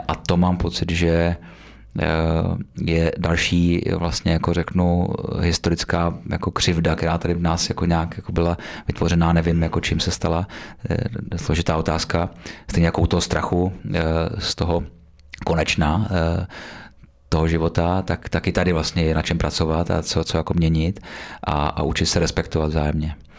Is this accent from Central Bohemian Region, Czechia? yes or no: yes; Beroun District, Central Bohemian Region, Czechia; já pocházím z Berounska, uh, blízko Berouna